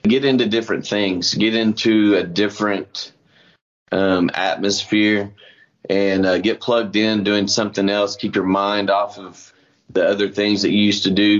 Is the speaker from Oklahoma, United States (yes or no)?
yes; Oklahoma, United States; he lives in my hometown in Oklahoma